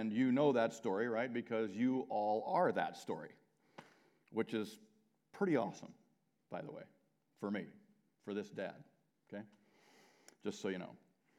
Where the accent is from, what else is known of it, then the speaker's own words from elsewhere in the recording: Southern California, United States; moved away as an adult; also born or lived in Holdrege, Nebraska / Ashland, Nebraska; now in Nebraska, United States; I grew up in Southern California.